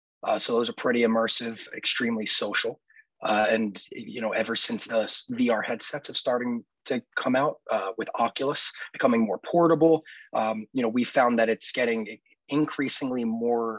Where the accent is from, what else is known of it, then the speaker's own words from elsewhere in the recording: Philadelphia, Pennsylvania, United States; I was born and raised in the Philadelphia area, and have been there and remain there even to this day